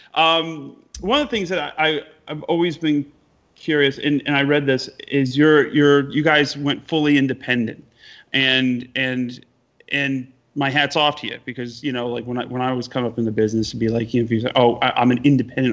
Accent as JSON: {"language": "English", "region": "upstate New York", "country": "United States", "tie": "born or raised there", "said": "a kid from upstate New York"}